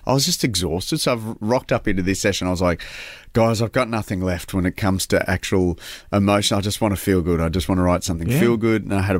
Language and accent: English; Australia; especially being an Aussie